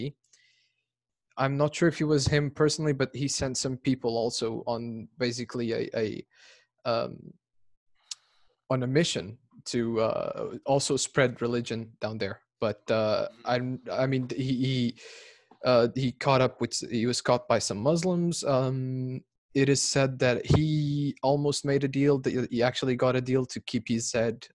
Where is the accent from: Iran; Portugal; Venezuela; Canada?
Portugal; Lisbon; I'm from Portugal, Lisbon